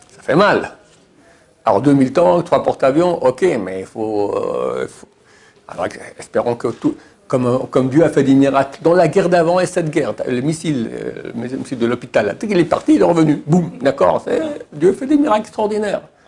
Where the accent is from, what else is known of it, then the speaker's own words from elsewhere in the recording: Switzerland; chez nous en Suisse